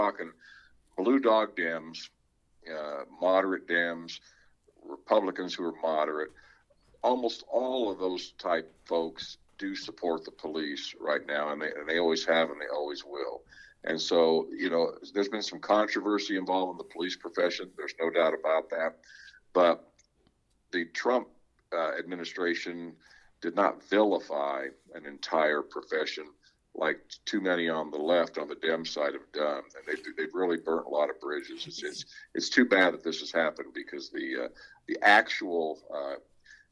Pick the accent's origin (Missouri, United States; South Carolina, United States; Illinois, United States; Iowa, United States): Iowa, United States; West Des Moines; I grew up in Valley Junction area, West Des Moines, bilingual family.